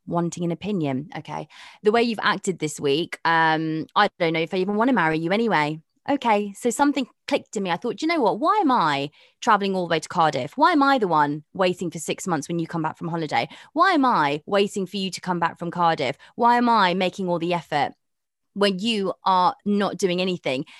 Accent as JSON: {"language": "English", "town": "Karachi", "region": "Sindh", "country": "Pakistan", "moved": "yes", "said": "I'm from Karachi"}